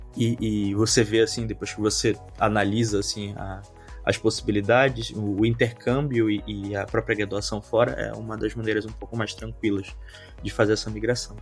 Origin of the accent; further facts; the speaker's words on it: Manaus, Amazonas, Brazil; moved away as an adult; now in Skopje, North Macedonia; Eu sou de Manaus, Amazonas, extremo norte aí do Brasil